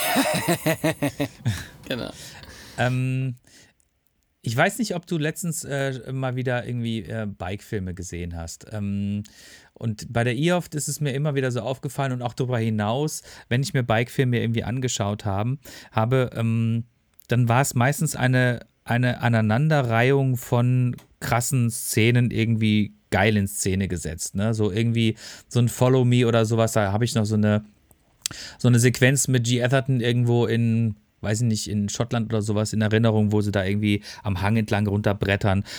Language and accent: German; Freiburg, Baden-Württemberg, Germany; now in Ruhr area, Germany; meine Heimatstadt